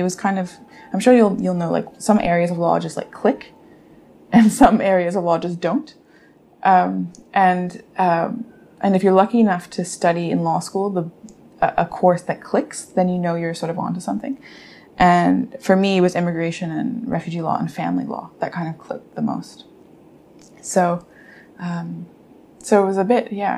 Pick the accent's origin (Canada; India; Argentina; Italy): Canada; me and my sisters, although we grew up in Canada